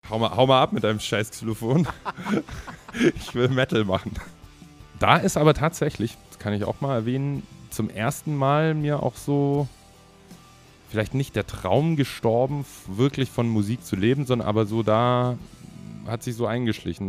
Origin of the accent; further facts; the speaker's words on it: the South, Southern Germany, Germany; moved away; also born or lived in Berlin; ich komme ja eigentlich aus dem Süden